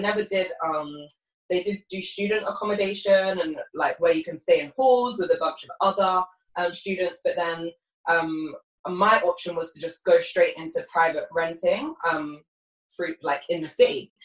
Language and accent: English; United Kingdom; accent: British